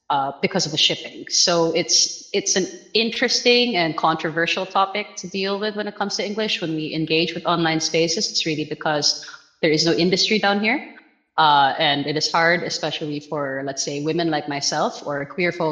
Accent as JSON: {"language": "English", "town": "Manila", "region": "Metro Manila", "country": "Philippines", "said": "I'm coming from Manila, where our first language literally depends on what province you come from. And English doesn't tend to be the first language where I'm from."}